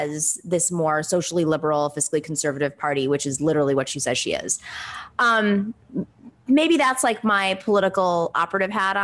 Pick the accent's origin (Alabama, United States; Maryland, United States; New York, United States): New York, United States; New York City; I'm a New Yorker